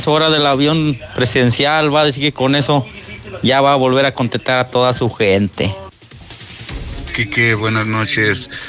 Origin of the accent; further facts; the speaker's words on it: Mexico; yo opino que, que todos somos mexicanos, no, y todos tenemos derecho al servicio médico